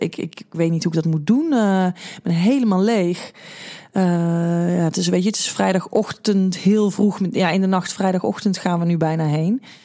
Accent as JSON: {"language": "Dutch", "town": "'s-Hertogenbosch", "region": "North Brabant", "country": "Netherlands", "said": "ik kom uit Den Bosch"}